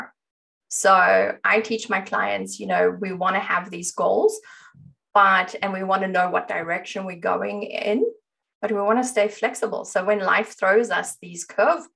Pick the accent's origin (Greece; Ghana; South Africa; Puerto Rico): South Africa; I grew up in South Africa